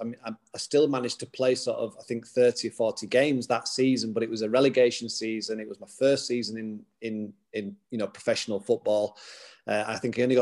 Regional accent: Huddersfield, Yorkshire and the Humber, United Kingdom; Huddersfield, my hometown club

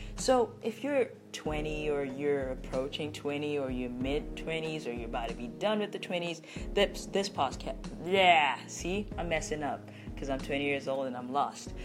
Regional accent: Botswana; I'm from Botswana

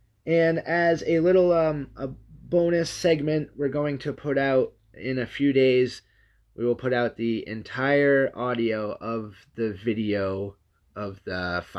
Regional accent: New Hampshire, United States; I've actually lived in New Hampshire most of my life

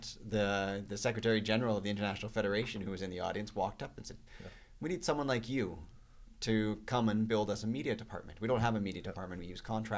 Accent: St. Albert, Alberta, Canada; I grew up in St. Albert, elementary, junior high, high school

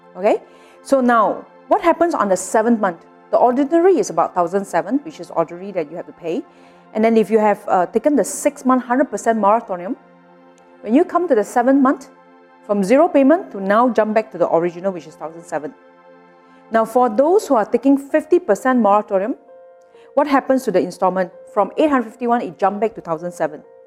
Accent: Malaysia; all of us as Malaysian

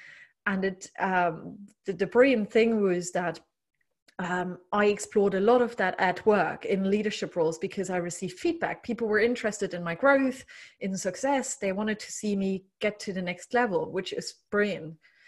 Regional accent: Germany; English is a second language; I grew up in East, former communist Germany.

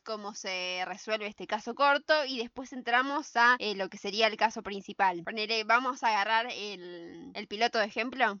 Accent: San Isidro, Buenos Aires Province, Argentina; yo soy de San Isidro

